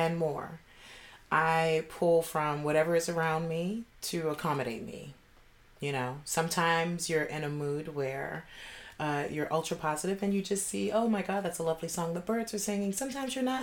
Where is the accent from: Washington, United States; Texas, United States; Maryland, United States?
Maryland, United States; Baltimore; I'm from Baltimore, Maryland